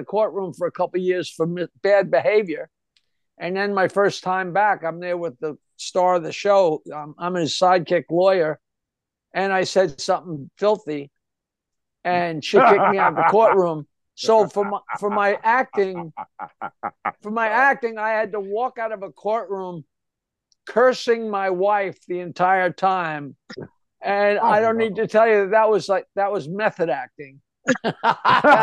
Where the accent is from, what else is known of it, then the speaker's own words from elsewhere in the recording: Oyster Bay, New York, United States; I'm from the North Shore of Nassau County, Oyster Bay